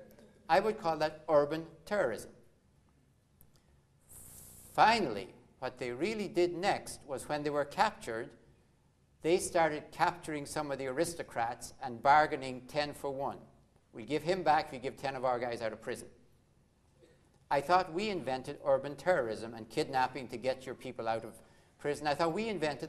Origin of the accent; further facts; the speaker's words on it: Ireland; growing up in Ireland